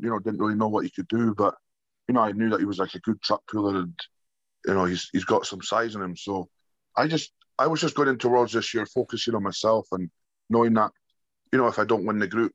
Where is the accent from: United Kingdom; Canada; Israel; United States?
United Kingdom; Scotland; born or raised there